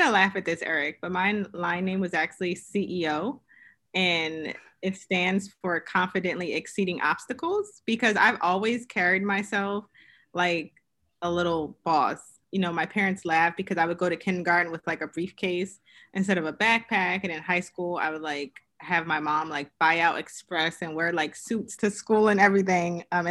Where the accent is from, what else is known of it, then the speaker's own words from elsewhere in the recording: Queens, New York, United States; also born or lived in Pennsylvania; So originally I am from Queens, New York. So I am a New York girl, but I moved around quite a bit for my father's profession.